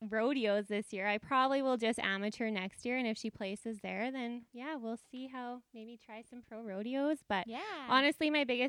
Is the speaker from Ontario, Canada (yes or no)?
no; Peace River, Alberta, Canada; Oh, right here in Peace River, Alberta. Born and raised.